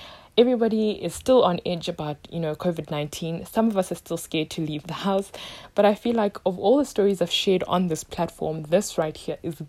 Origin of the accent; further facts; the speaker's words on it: South Africa; My home country, South Africa